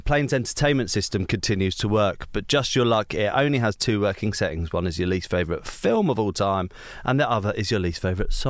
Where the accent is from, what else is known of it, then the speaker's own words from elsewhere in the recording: Hertfordshire, East of England, United Kingdom; my hometown in Hertfordshire